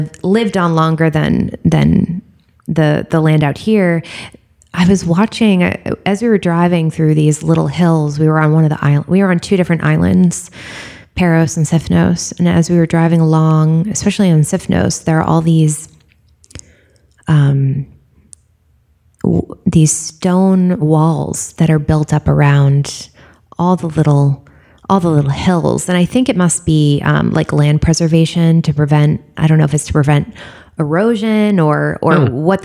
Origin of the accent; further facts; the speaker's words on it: Northeast, United States; I'm from the Northeast